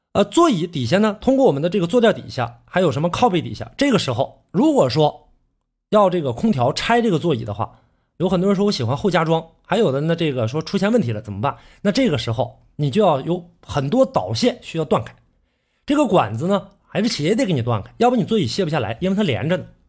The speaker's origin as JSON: {"language": "Chinese", "region": "Northeast China", "country": "China", "accent": "Northeastern Mandarin (Dongbei)", "said": "这个是我们东北话啊"}